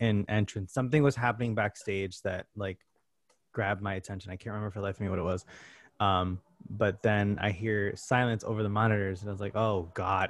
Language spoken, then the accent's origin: English; Connecticut, United States; moved away; I grew up in Connecticut, you know, an hour and a half away from here.